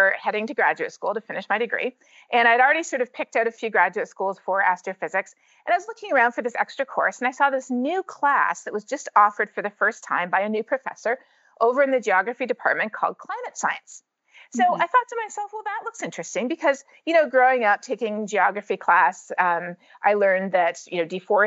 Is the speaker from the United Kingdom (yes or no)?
no; Canada; moved away as an adult; now in United States; growing up in Canada, especially with a science teacher dad